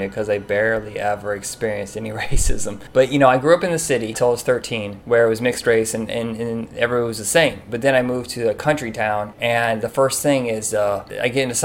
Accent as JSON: {"language": "English", "region": "Indiana", "country": "United States", "tie": "born or raised there", "said": "I grew up in Indiana."}